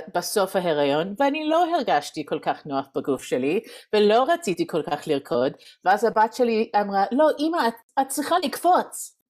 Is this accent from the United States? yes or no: yes; United States; Hebrew is a second language; moved away as an adult; also born or lived in Reading, Pennsylvania; now in Jerusalem, Israel; אני מארצות הברית במקור, ועשינו עלייה לפני שבע שנים.